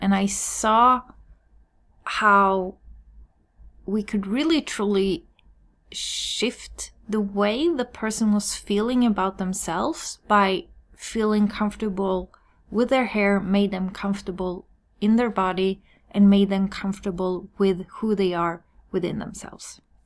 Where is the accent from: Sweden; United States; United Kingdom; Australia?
Sweden; I'm born and raised in Sweden